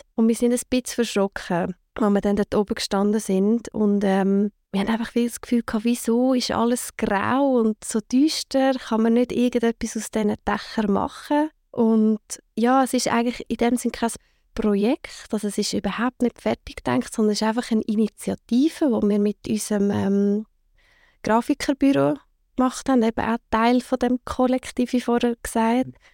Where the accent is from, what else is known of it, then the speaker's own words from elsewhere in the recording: Zug, Switzerland; also born or lived in Lucerne / Zurich; wir sind beide sind wir in Zug aufgewachsen